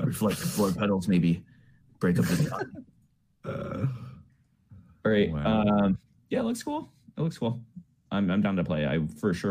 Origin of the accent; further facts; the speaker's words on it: United States; we're from America